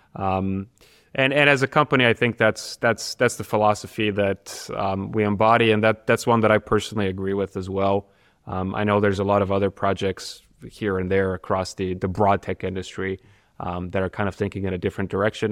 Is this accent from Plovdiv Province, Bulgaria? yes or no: no; Sofia, Sofia City, Bulgaria; also born or lived in United States; now in Karlsruhe, Germany; my hometown, which is Sofia, Bulgaria